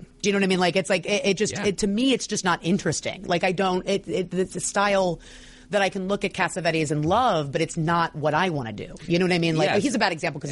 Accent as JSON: {"language": "English", "country": "United States", "said": "I'm American"}